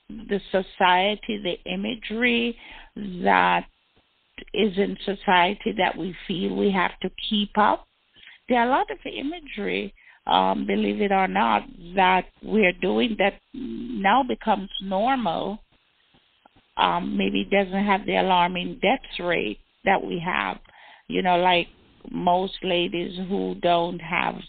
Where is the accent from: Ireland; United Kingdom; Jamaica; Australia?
Jamaica; I am Jamaican